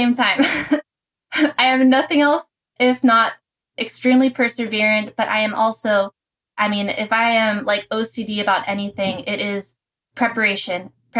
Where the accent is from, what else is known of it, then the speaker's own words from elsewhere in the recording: Pittsburgh, Pennsylvania, United States; moved away as an adult; also born or lived in Prescott, Arizona; growing up, I'm from Pittsburgh, Pennsylvania